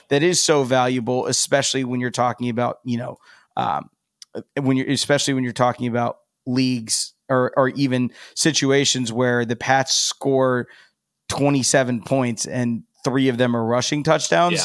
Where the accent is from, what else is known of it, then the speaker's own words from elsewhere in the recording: Columbus, Ohio, United States; born and raised in Columbus, Buckeye guy